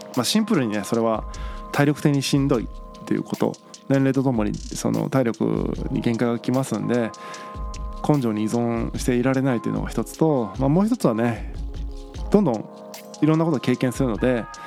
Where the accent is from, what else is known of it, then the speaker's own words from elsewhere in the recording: Tagawa, Fukuoka, Japan; moved away; 僕田川というね町出身なんですけども田舎町を出て福岡市内に引っ越してきた